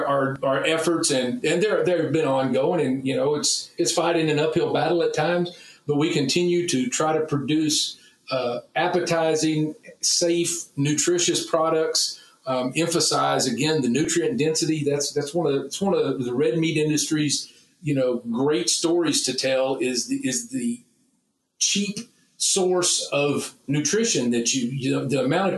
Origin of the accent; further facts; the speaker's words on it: Texas, United States; Well, you can imagine how as a Texan first and as a meat scientist and a meat industry advocate, you can imagine how I feel about meatless Mondays anywhere.